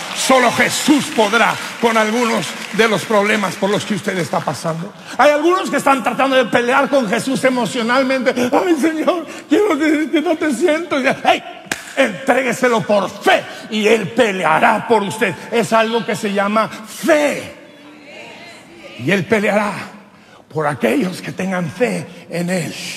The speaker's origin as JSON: {"language": "Spanish", "region": "Durango", "country": "Mexico", "said": "Allá en mi pueblo de Durango"}